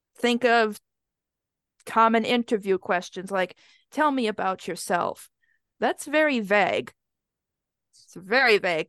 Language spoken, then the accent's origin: English; Wisconsin, United States; I grew up in Wisconsin, so the winters get very, very cold.